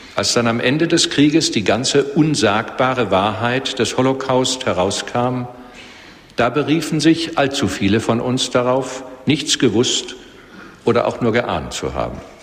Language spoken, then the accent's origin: German; Germany; Als Deutsche